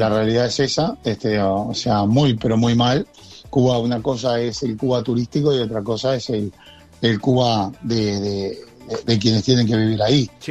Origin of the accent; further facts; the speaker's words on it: Uruguay; acá en Uruguay